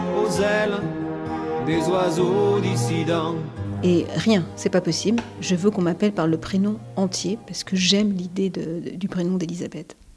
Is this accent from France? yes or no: yes; France; j'ai été, j'ai suis née, j'ai été élevée en France